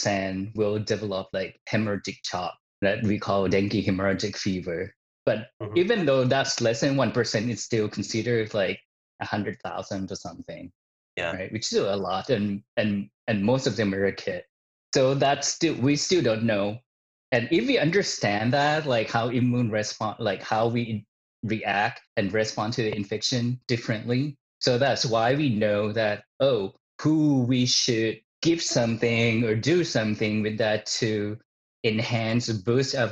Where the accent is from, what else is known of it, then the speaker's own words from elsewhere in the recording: Isan, Thailand; her hometown, which is my hometown that I grew up in, the northeastern part of Thailand